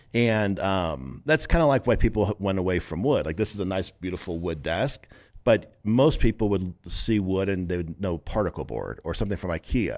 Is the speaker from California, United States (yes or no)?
yes; San Diego, California, United States; now in Las Vegas, United States; I'm from San Diego originally. We're based in Las Vegas now, but grew up in San Diego.